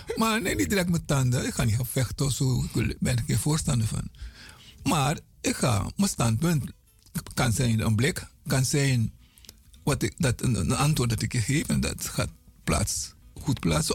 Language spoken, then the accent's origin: Dutch; Paramaribo, Paramaribo District, Suriname; van kleins af weet ik dat we op Zorg en Hoop woonde.